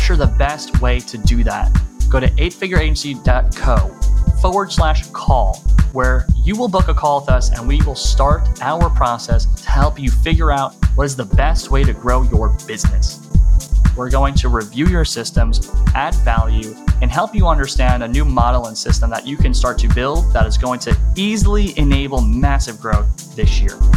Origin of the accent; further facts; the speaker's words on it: United States; accent: American; my American accent